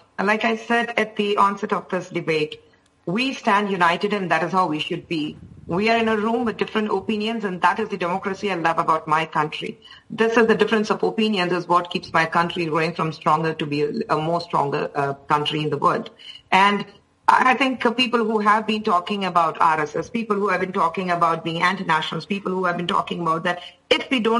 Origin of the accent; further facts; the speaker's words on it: India; but we as Indians, how much ever we fight with each other, when it comes to the country